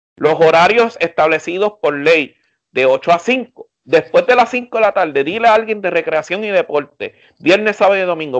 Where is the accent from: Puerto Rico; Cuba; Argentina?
Puerto Rico; como buen puertorriqueño